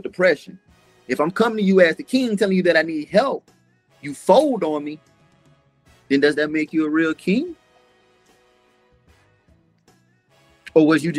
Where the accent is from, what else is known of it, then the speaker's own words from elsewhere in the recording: Concord, Massachusetts, United States; I was born in Concord, Massachusetts